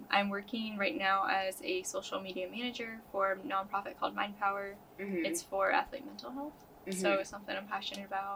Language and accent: English; Rensselaer, Indiana, United States; I'm from Rensselaer, Indiana, which is, like, an hour south of Lake Central.